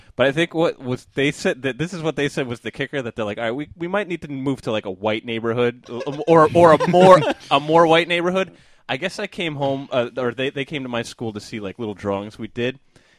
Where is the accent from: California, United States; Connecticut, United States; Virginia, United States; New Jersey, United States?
New Jersey, United States; Lakewood; But we did live in Lakewood, and I went to the public schools